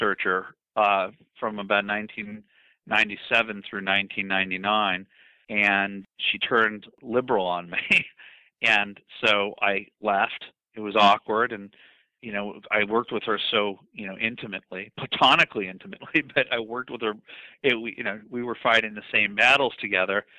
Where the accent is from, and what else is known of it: Los Angeles, California, United States